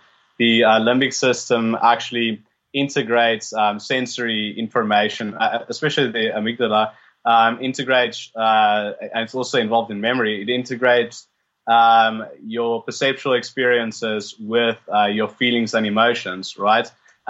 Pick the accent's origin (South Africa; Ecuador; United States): South Africa; Yeah, born and bred.